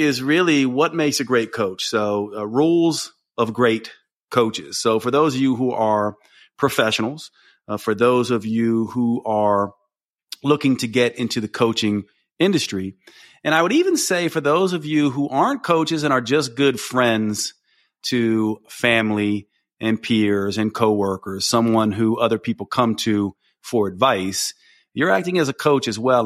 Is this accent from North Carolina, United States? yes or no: yes; Asheville, North Carolina, United States; my hometown of Asheville